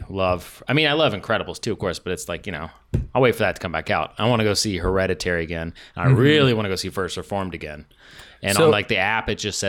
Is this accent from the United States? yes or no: yes; the South, United States; moved away; also born or lived in Mississippi; I grew up in the South